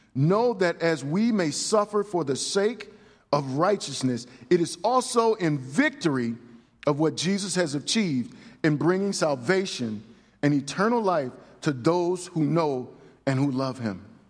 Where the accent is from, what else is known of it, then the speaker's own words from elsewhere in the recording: United States; I am a man of God before I'm an American